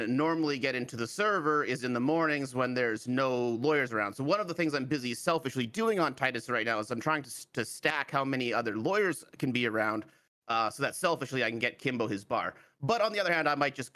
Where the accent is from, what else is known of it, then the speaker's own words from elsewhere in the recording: Canada; I'm from Canada. One of us Canucks.